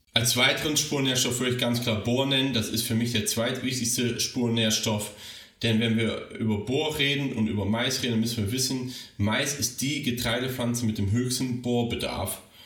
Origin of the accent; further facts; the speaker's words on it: Rhineland, Germany; meine Heimat, das Rheinland